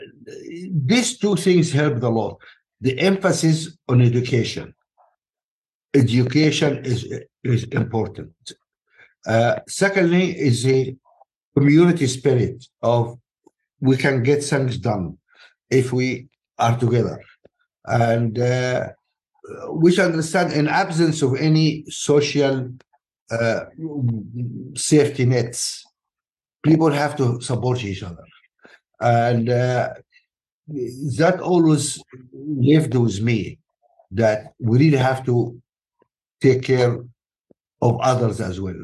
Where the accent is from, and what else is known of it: Alexandria, Alexandria Governorate, Egypt; born or raised there; moved away; also born or lived in Nubia, Sudan